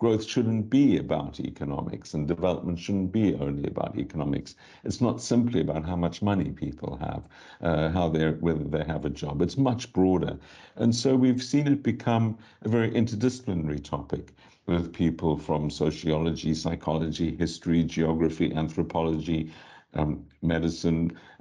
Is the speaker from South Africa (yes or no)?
yes; South Africa; moved away; I was born in South Africa. I grew up there